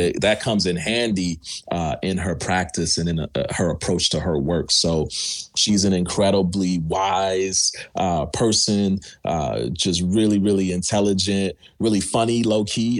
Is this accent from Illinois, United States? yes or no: no; New York, United States; now in Pasadena, United States; I'm from New York